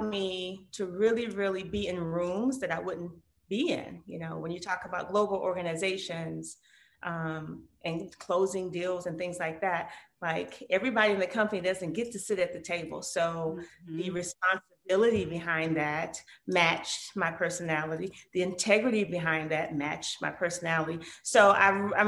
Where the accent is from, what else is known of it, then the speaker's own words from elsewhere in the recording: Detroit, Michigan, United States; as a little girl growing up in Detroit, Michigan